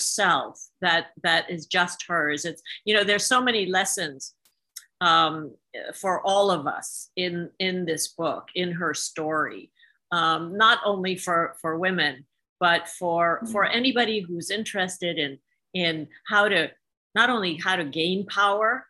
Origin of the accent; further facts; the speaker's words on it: Hungary; moved away; I grew up in Soviet-occupied Hungary